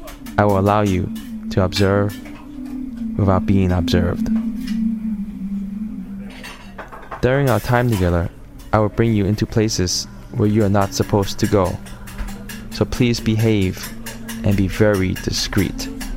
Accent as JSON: {"language": "English", "region": "New York", "country": "United States", "tie": "born or raised there", "said": "I was born and raised in Chinatown. These are my blocks. These are my streets. These are my people."}